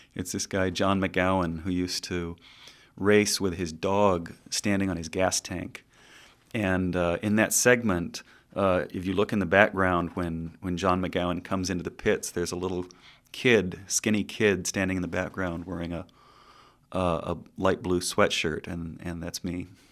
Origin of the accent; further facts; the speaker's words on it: Southern California, United States; growing up in Southern California